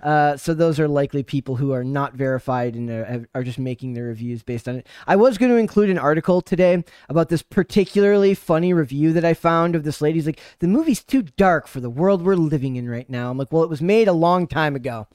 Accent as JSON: {"language": "English", "region": "Minnesota", "country": "United States", "said": "I'm from Minnesota"}